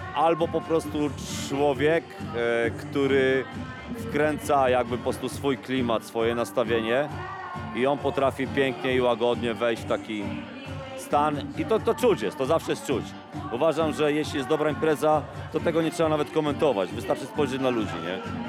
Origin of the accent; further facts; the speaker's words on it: Bełchatów, Łódź Voivodeship, Poland; pochodzę z Bełchatowa